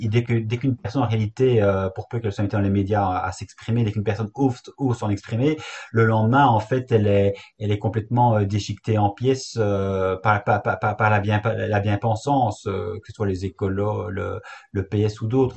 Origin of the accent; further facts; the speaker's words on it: Belgium; chez nous en Belgique